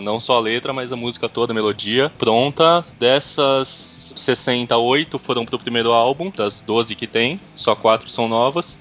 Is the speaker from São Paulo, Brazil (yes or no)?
yes; São Paulo, Brazil; sou de São Paulo.